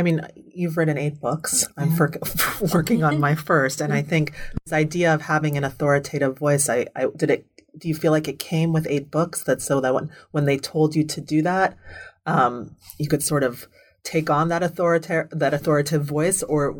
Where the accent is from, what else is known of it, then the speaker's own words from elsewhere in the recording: United States; I mean, we're both American Jewish women. So in that sense, it's our history, our past.